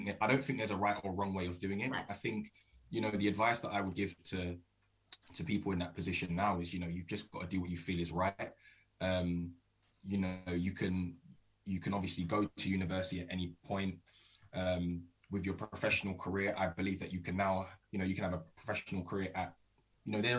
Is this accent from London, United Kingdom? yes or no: yes; Croydon, London, United Kingdom; I am originally from South London, Croydon. So I played for my local team, Croydon, and was there till the age of 16